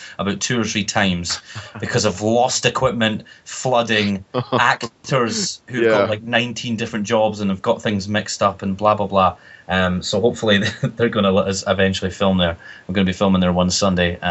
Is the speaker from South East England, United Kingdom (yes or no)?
no; Scotland, United Kingdom; accent: Scottish; I dull my Scottish accent down when I'm doing promos or when I'm doing podcasts